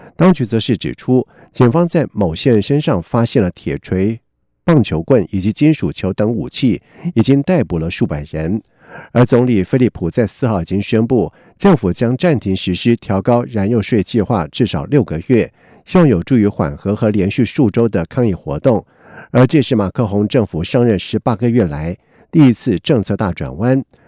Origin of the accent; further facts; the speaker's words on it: Kaohsiung, Taiwan; 假如你的心中有对高雄的留恋，有对我们故乡的挚爱